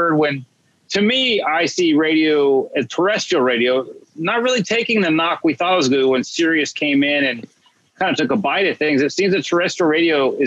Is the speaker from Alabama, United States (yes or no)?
no; Dallas, Texas, United States; growing up in Dallas, the 92.5